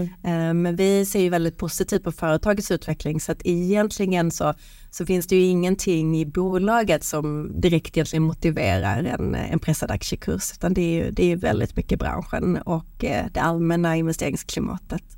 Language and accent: Swedish; Sweden; vi svenskar